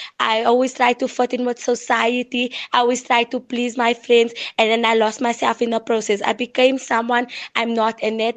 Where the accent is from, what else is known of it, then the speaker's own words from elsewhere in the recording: Waterval, South Africa; I'm 18 years old. I am from Waterval.